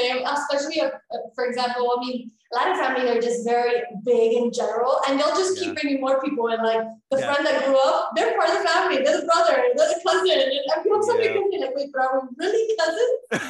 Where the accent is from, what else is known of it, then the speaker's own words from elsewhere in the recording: Miami, Florida, United States; first language Spanish; English is a second language; moved away as an adult; also born or lived in Ibiza, Spain; now in Spain; I was actually born and raised in Miami. Background is completely Cuban household. Spanish is my main language. And I actually grew up in Miami, but I am now living for the last 7 years in Spain. I actually moved first to Ibiza